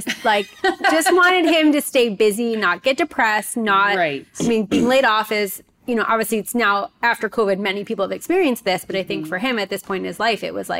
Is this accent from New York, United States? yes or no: yes; New York, United States; moved away; also born or lived in South Florida; I'm from New York.